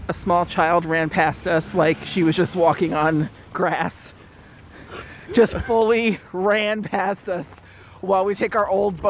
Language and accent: English; Los Angeles, California, United States; I'm from LA.